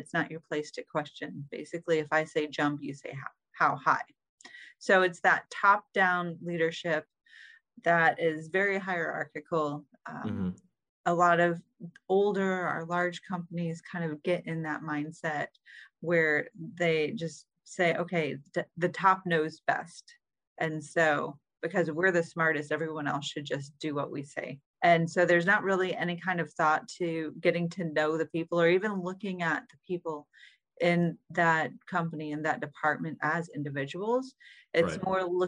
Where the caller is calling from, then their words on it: Maine, United States; I'm calling in from beautiful Maine.